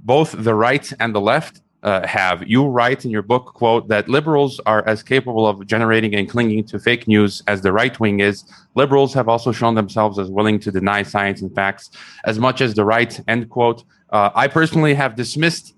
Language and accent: English; United States; I was raised in America